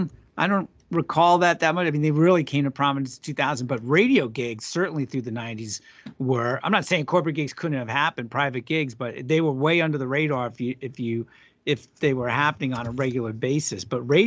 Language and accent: English; New York, United States; I grew up on Eastern Long Island, sure.